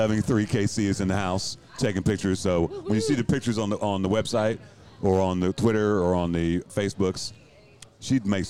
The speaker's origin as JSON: {"language": "English", "country": "United Kingdom", "said": "I'm British."}